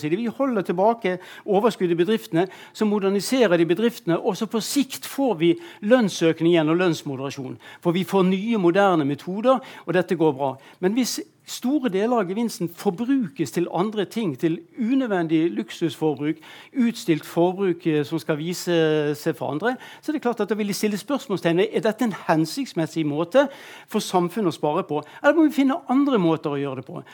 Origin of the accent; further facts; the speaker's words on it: Bergen, Vestland, Norway; jeg kom fra Bergen